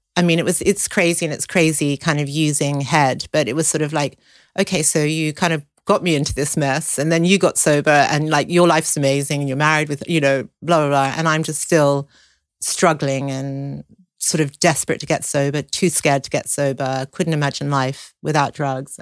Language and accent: English; Sydney, New South Wales, Australia; I grew up in Sydney